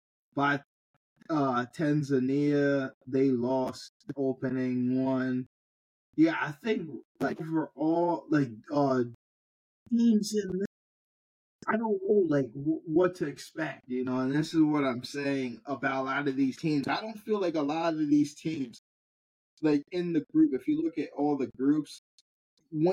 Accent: Liberia; Liberia, which is my home country

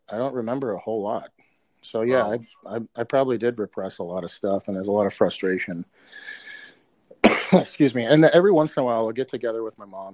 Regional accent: Minneapolis, Minnesota, United States; I grew up in South Minneapolis, Minnesota

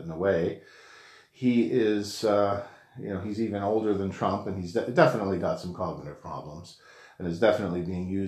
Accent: Canada; I'm a Canadian citizen. I don't vote in the U.S.

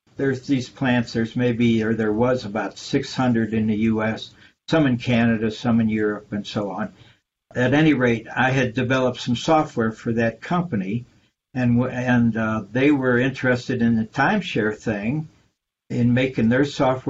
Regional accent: St. Louis, Missouri, United States; I grew up in St. Louis, Missouri

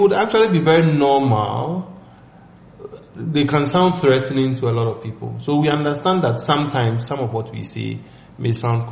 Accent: Ghana; we are as Ghanaian Christians

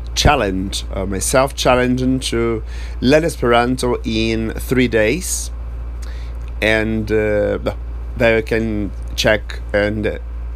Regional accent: Brazil; I'm from Brazil

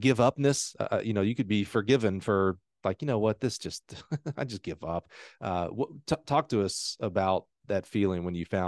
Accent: Alabama, United States; I'm from Alabama

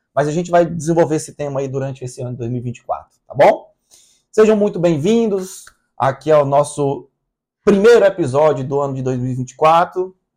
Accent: Brazil; also born or lived in Recife / Fortaleza; Nós somos brasileiros

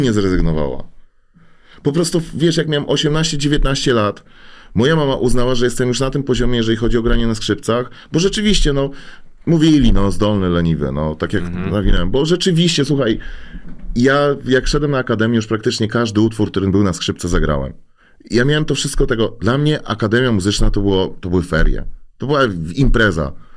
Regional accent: Łódź, Łódź Voivodeship, Poland; Ja jestem zwyczajnym gościem z Bałut, jeszcze z młodej części Teofilowa

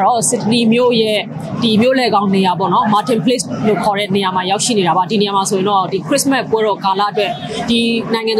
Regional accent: Myanmar

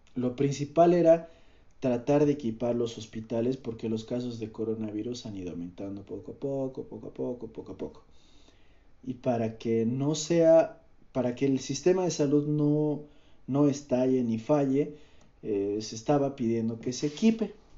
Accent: Cochabamba, Bolivia; soy de Bolivia, soy de Cochabamba, vivo en Cochabamba

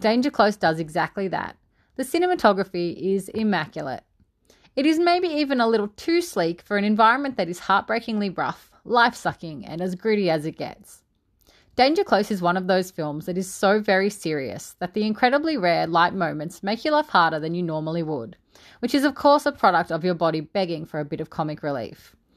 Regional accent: Australia; As an Aussie

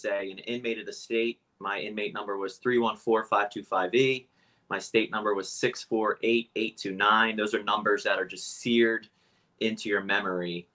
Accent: Cape May Court House, New Jersey, United States; also born or lived in Philadelphia; I grew up in South Jersey, Cape May Courthouse specifically. That is the southern tip of New Jersey. Born and raised down there

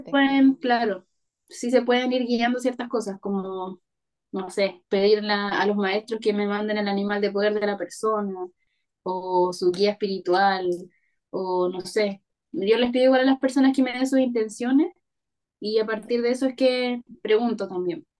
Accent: Parral, Maule, Chile; moved away; also born or lived in Santiago; Yo soy del Maule, ya. de un pueblito que se llama Parral. Ahí nací y ahí fui al colegio y todo

